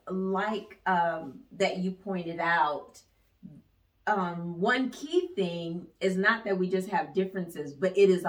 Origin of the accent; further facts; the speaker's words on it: Ypsilanti, Michigan, United States; I'm from Ypsilanti, Michigan. Mm. So we have a dialect that we brought to our relationship